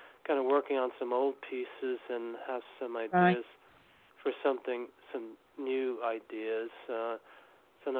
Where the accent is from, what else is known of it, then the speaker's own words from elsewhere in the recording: New York City, New York, United States; moved away as an adult; also born or lived in Massachusetts; I grew up in New York City, but for 25 years I lived up in Massachusetts